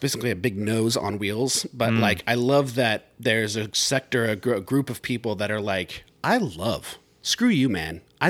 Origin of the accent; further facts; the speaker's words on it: Riverside, California, United States; I'm from Riverside, California